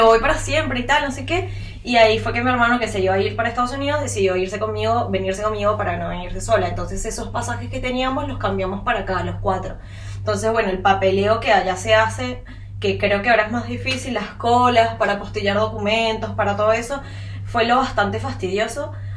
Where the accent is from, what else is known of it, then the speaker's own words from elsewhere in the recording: Venezuela; now in Uruguay; nosotras como venezolanas